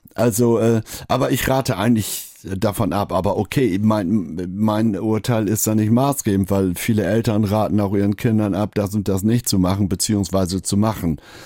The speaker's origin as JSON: {"language": "German", "area": "East Frisia", "region": "Lower Saxony", "country": "Germany", "moved": "yes", "lives_now": "Hamburg, Germany", "said": "ich gerade als Ostfriese"}